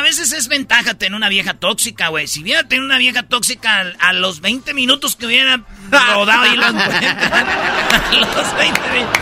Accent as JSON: {"language": "Spanish", "town": "Jiquilpan", "region": "Michoacán", "country": "Mexico", "tie": "born or raised there", "moved": "yes", "said": "mi pueblo Jiquilpan"}